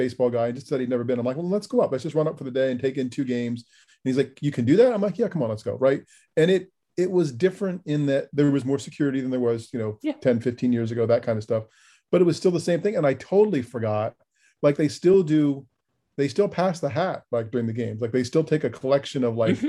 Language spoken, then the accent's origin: English; near Williamsport, Pennsylvania, United States; moved away; I grew up near Williamsport. My hometown's actually like 10 miles from Williamsport